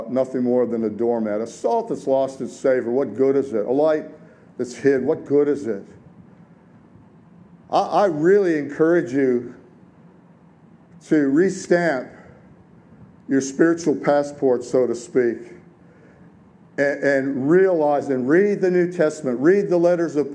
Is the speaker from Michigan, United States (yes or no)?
yes; Detroit, Michigan, United States; I grew up in the 60s and the 70s in Detroit